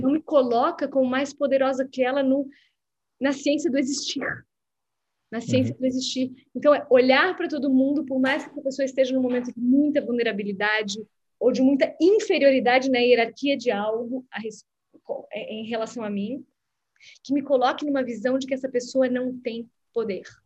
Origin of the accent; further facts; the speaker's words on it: Blumenau, Santa Catarina, Brazil; moved away as an adult; also born or lived in Florianópolis; now in Rio de Janeiro, Brazil; sou de Blumenau, depois eu moro em Floripa, depois eu morei fora do Brasil